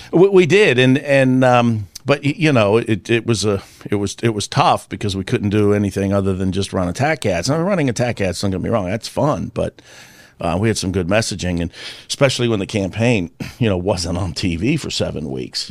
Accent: Virginia, United States; I grew up with that in Virginia

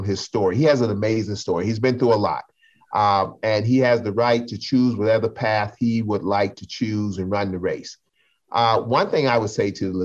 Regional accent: South Carolina, United States; I'm from South Carolina.

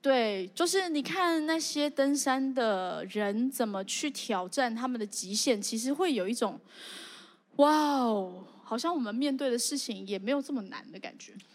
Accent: Zhongli, Taoyuan, Taiwan; 我虽然住在中立，好像也没有很偏乡，可是我真的是一个野人

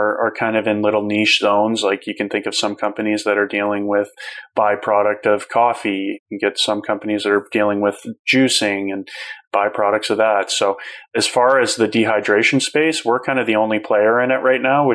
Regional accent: Calgary, Alberta, Canada; my hometown that day of Calgary

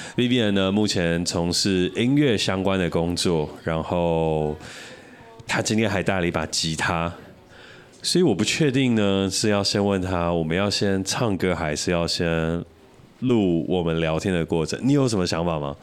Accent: Taiwan; 我们是台湾人

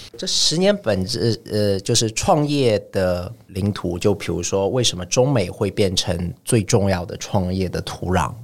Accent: Shanghai, China; moved away as an adult; also born or lived in Paris, France; 我是上海生上海长的，然后我是一个上海人

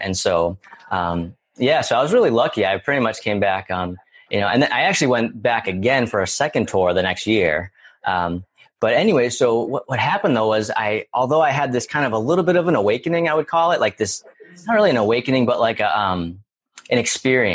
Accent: near Boston, Massachusetts, United States; I'm originally from Massachusetts, right near Boston

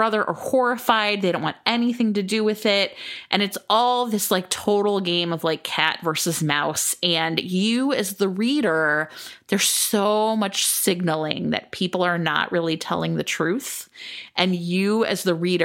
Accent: United States; I'm so American

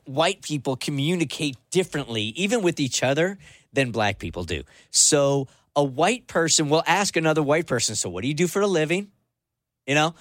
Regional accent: San Diego, California, United States; I grew up in San Diego

